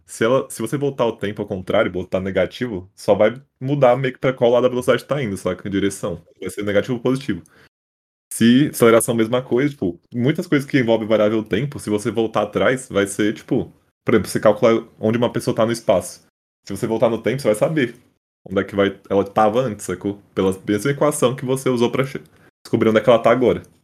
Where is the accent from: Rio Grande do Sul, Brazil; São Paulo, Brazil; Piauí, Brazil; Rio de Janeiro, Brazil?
São Paulo, Brazil; also born or lived in São José do Rio Preto; Eu sou de São Paulo, capital.